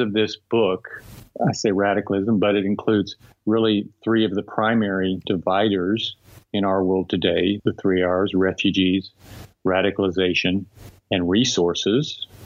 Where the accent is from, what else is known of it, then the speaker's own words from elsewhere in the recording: Texas, United States; I grew up in Texas. I'm a fourth generation Texan.